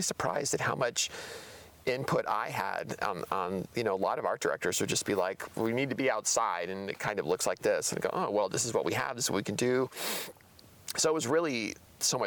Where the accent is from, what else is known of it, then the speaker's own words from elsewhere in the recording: Tucson, Arizona, United States; moved away as an adult; now in Portland, United States; I grew up in Arizona